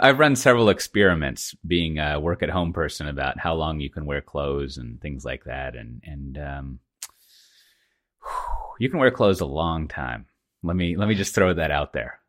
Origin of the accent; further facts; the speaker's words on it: Texas, United States; now in Amsterdam, Netherlands; I'm from Texas